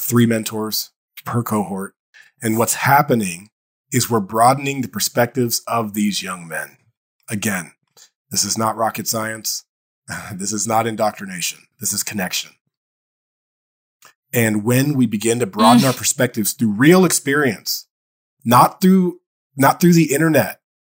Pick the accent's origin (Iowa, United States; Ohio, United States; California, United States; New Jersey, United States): Ohio, United States; Dayton; I grew up in Dayton, Ohio.